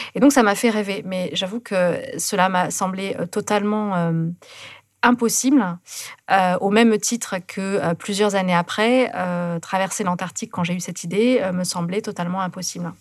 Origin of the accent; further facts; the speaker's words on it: near Toulouse, Occitania, France; moved away; also born or lived in Carcassonne; je suis née à Carcassonne, et puis après, j'ai vécu à côté de Toulouse